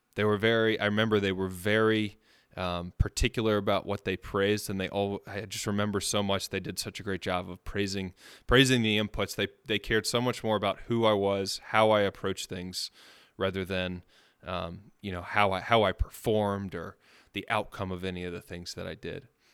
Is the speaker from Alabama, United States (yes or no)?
yes; Birmingham, Alabama, United States; also born or lived in Long Island, New York; I was born in Long Island, New York. I moved down to Birmingham when I was about four or five years old.